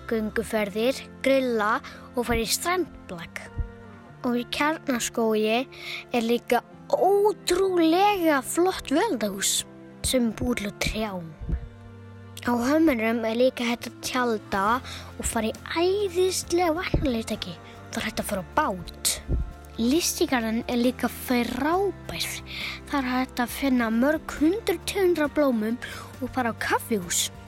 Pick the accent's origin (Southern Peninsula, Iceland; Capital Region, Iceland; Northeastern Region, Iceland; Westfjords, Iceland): Northeastern Region, Iceland; Akureyri; og er áttara og ég er frá Akureyri sem er á Norðurlandi eistra.